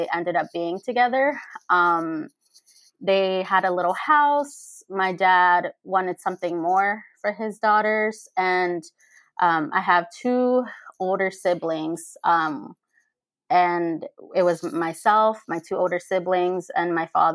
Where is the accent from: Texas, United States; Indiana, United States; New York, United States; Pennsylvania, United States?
Pennsylvania, United States; also born or lived in Mexico; I was raised in Pennsylvania. I was brought to the United States when I was 6 months old